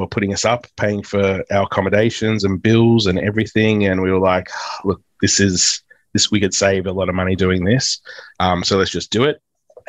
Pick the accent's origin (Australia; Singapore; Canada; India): Australia; Melbourne, Victoria; moved away as an adult; also born or lived in Queensland / London; now in Perth, Australia; Yeah, I was born in Queensland, but moved over to Melbourne when I was one. So I pretty much was born and raised in Melbourne, essentially.